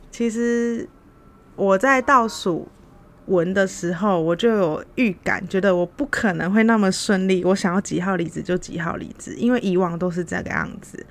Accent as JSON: {"language": "Chinese", "country": "Taiwan", "moved": "as an adult", "lives_now": "Philippines", "said": "我们就是台湾人，又很容易被误以为是中国人"}